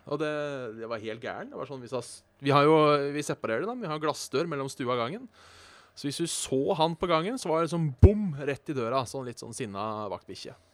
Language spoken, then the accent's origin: Norwegian; Hallingdal, Buskerud, Norway; moved away; also born or lived in Hønefoss; jeg da er født og oppvokst i Hallingdal